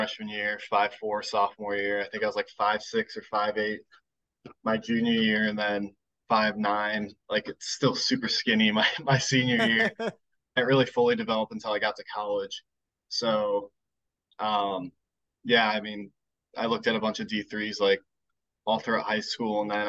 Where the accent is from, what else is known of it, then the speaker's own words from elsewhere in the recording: Loudoun County, Northern Virginia, United States; also born or lived in Gainesville, Virginia / Richmond, Virginia; I'm originally from Northern Virginia. I grew up in Gainesville and then moved to Loudoun County when I was like 5 or 6